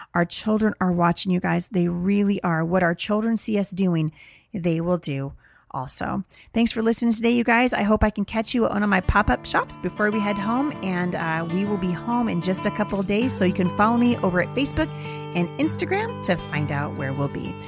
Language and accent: English; Portland, Oregon, United States; I'm from Portland